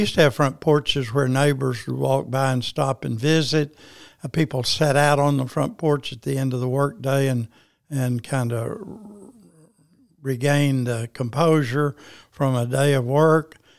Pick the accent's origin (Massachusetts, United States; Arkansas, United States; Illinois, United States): Arkansas, United States; Paragould; I was born in Paragould, Arkansas, March twenty-two, nineteen thirty